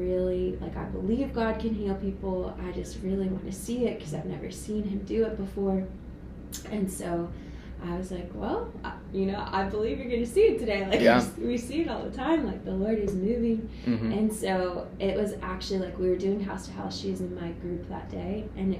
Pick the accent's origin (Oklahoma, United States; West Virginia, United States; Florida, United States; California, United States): West Virginia, United States; I am from West Virginia.